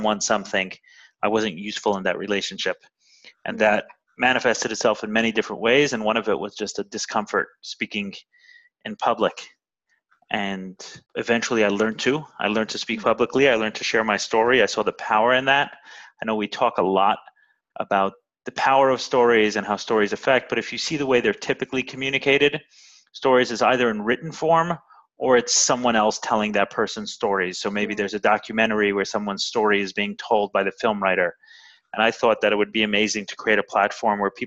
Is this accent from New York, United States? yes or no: yes; New York City, New York, United States; now in Miami, United States; I'm originally from Brooklyn. I grew up in a Orthodox Jewish home